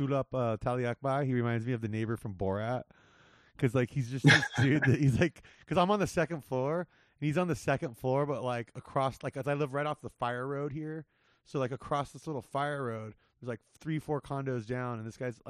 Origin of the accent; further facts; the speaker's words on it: Whittier, California, United States; where I grew up in Whittier